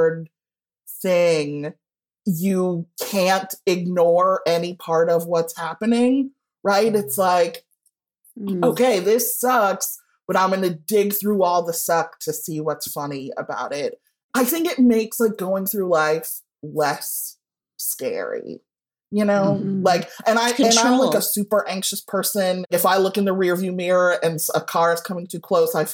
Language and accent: English; Evanston, Illinois, United States; born or raised there